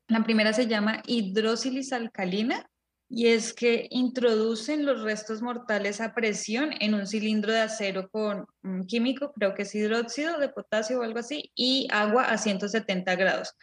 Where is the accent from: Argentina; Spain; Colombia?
Colombia; nosotros nacimos y crecimos en Colombia